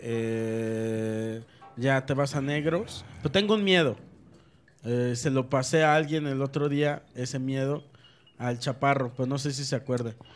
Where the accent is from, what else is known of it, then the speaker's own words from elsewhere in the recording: Mexico; me dio esta onda que te da como mexicano